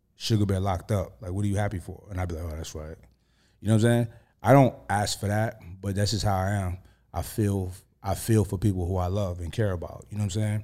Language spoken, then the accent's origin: English; New York, United States; I'm from New York